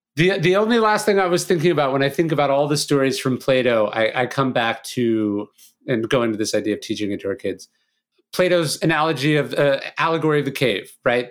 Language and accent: English; California, United States; I grew up in California